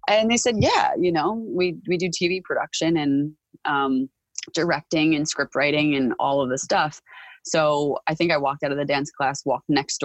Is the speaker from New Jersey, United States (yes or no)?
yes; Park Ridge, New Jersey, United States; I grew up in Park Ridge primarily. I went to elementary school in Park Ridge.